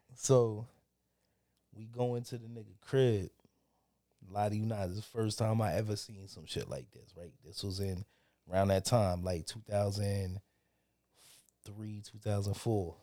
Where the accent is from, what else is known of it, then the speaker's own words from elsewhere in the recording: Reading, Pennsylvania, United States; we're from Redding